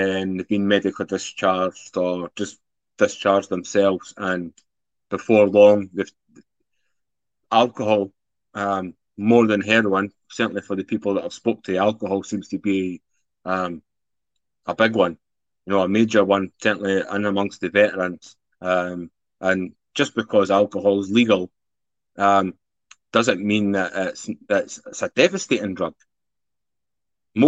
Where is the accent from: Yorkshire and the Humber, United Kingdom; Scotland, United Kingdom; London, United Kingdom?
Scotland, United Kingdom; Edinburgh; from Scotland, originally from Edinburgh